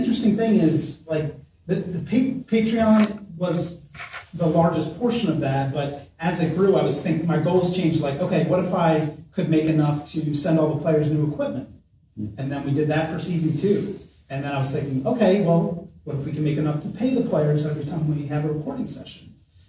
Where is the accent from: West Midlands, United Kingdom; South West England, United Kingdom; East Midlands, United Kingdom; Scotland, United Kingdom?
Scotland, United Kingdom; accent: Scottish; I mean, maybe you heard my Scottish accent too.